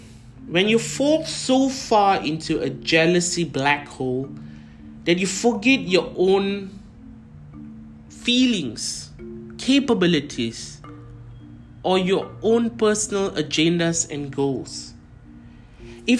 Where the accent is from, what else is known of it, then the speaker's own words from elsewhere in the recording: India; So, you know, being an Indian, obviously my parents had ambitions of making me an engineer, a lawyer, or a doctor, which is apparently very normal in every Indian family.